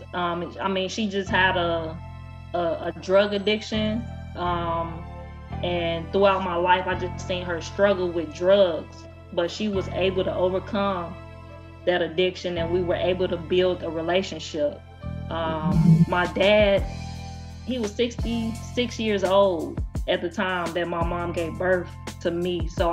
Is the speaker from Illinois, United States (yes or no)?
yes; Chicago, Illinois, United States; moved away as an adult; also born or lived in Louisiana; I was born and raised on the south side of Chicago.